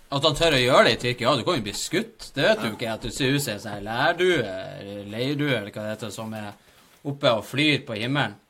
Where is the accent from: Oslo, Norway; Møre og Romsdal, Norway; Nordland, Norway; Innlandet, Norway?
Nordland, Norway; Bodø; vi er fra Bodø